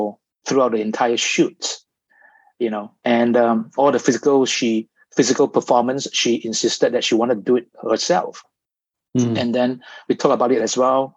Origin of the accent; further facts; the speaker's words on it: Malaysia; growing up in Malaysia